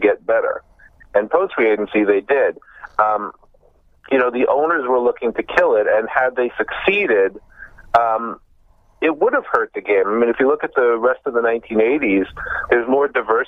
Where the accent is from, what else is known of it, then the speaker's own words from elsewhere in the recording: New York City, New York, United States; moved away as an adult; also born or lived in Chicago; now in Cooperstown, United States; I grew up in Brooklyn and Long Island